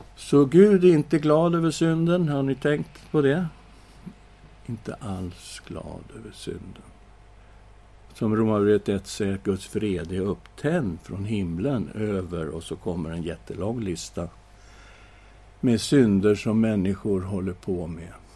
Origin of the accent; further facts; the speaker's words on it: Sweden; vi är ju svenskar